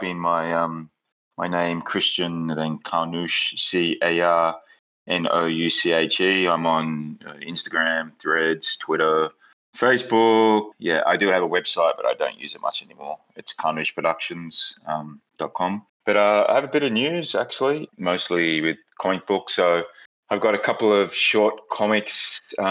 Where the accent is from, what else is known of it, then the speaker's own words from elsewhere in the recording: Australia; now in New York, United States; I'm Australian